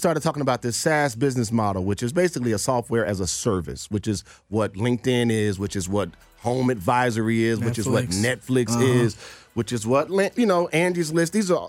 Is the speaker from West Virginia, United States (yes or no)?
no; Nashville, Tennessee, United States; also born or lived in New Jersey / Philadelphia / Los Angeles / New York; now in Atlanta, United States; I moved here from New Jersey. I lived in Philly. I lived in L.A. I lived in New York. I lived in D.C. I'm from Nashville.